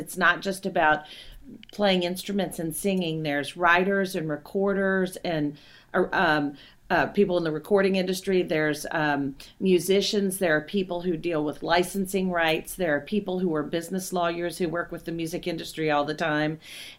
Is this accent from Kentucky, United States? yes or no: yes; Kentucky, United States; So I'm from Kentucky originally, grew up in Kentucky.